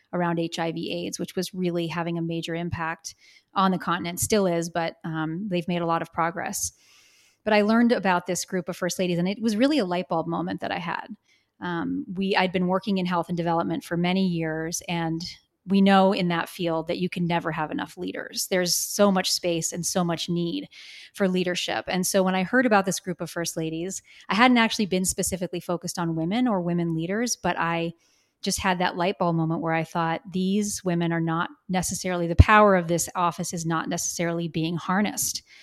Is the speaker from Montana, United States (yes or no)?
yes; Bozeman, Montana, United States; I grew up here in Bozeman